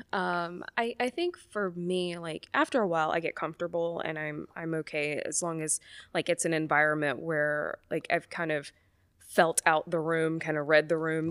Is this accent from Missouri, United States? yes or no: no; Mobile, Alabama, United States; moved away; I grew up in Mobile, Alabama, so from the Deep South